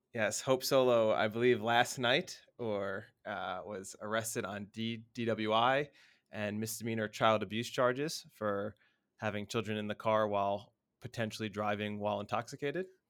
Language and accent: English; United States; moved away; as an American